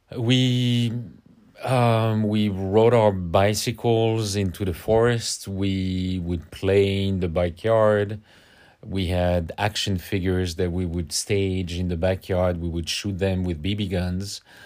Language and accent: English; Paris, Île-de-France, France; accent: French; English is a second language; moved away; growing up in Paris